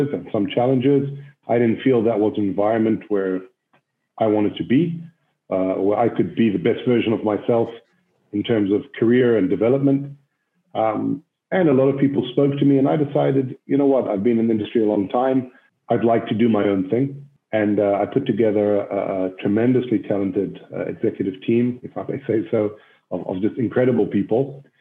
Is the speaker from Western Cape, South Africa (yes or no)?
yes; Cape Town, Western Cape, South Africa; moved away as an adult; also born or lived in Israel; I grew up in South Africa, in Cape Town, South Africa